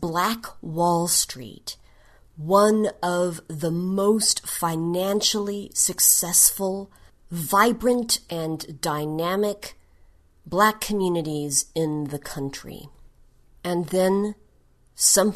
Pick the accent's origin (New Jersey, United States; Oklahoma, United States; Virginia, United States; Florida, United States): Oklahoma, United States; Tulsa; moved away; So my hometown is Tulsa, Oklahoma. I've actually lived in a total of 6 states in the United States over my life, but I consider Tulsa to be my hometown because that is where I grew up, spent most of my childhood and teens